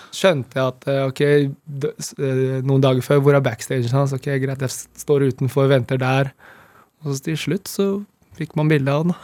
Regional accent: Nittedal, Akershus, Norway; Det er der jeg vokste opp

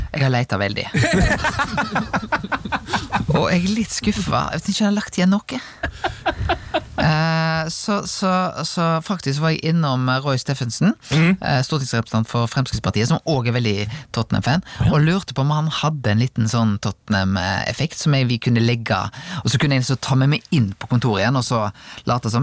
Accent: Rubbestadneset, Vestland, Norway; jeg vokste opp på Rubbestadneset

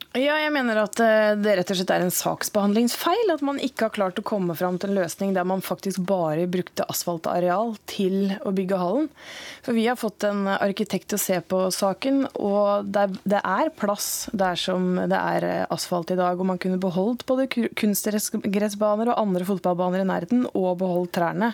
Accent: Andebu, Vestfold, Norway; Jeg er jo fra Høyord i Andebu i Vestfold, og da har jeg en stavkirke

